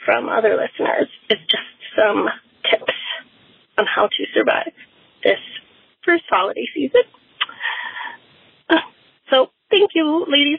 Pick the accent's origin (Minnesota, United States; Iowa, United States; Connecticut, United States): Minnesota, United States; Woodbury; I am from Woodbury, Minnesota.